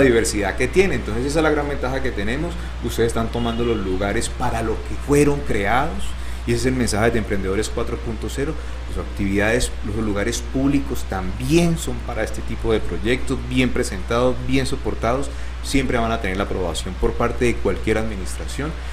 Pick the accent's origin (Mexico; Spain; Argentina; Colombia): Colombia; Palmira, Valle del Cauca; also born or lived in Cali; Yo no soy caleño, soy palmirano, pero viví muchos años en esta ciudad